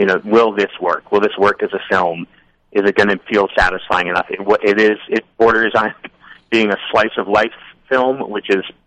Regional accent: Newton, Massachusetts, United States; where I grew up, which is, you know, Newton, which is a suburb of Boston.

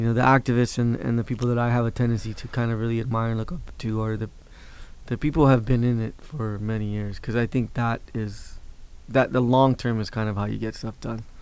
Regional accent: Los Angeles, California, United States; also born or lived in Sacramento; me being from Los Angeles, you know, I think I've I growing up in Boyle Heights

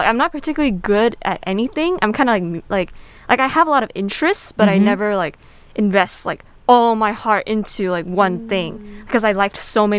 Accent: Bay Area, Northern California, United States; moved away as an adult; now in Southern California, United States; Although I'm not an international student, I'm not from SoCal, so I'm from the Bay Area, NorCal.

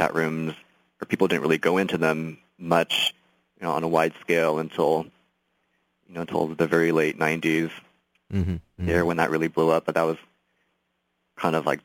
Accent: San Jose, California, United States; moved away as an adult; I was born, born and raised in San Jose

